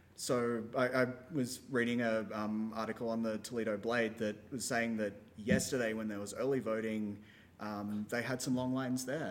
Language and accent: English; Australia; now in United States; my home country of Australia